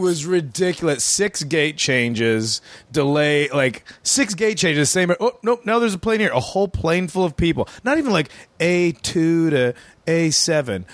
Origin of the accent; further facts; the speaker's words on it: outside of Chicago, Illinois, United States; I grew up outside of Chicago